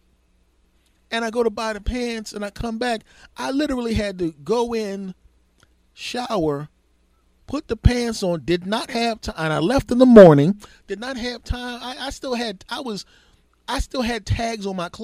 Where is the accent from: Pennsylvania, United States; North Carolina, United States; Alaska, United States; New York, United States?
Pennsylvania, United States; Philadelphia; I come from a big city originally. I'm a Philadelphian from originally